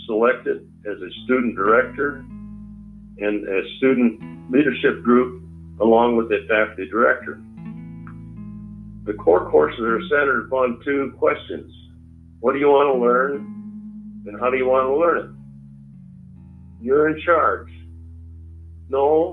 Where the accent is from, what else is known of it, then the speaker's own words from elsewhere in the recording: Iowa, United States; moved away; also born or lived in Michigan; I was born in Iowa, farm boy, and haven't drifted much from that since